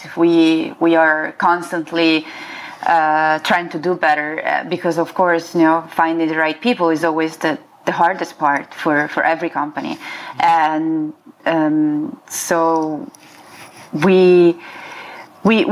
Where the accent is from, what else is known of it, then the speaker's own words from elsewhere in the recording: near Florence, Tuscany, Italy; moved away as an adult; also born or lived in Milan, Italy / San Francisco, United States; now in Los Angeles, United States; I grew up in Tuscany, in Italy, near Florence, in a small town in the countryside